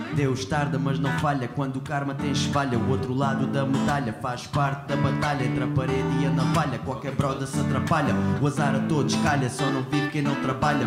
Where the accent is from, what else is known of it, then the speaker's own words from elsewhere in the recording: Portugal; also born or lived in Siberia, Russia; vim para Portugal em 2000 com 6 anos de idade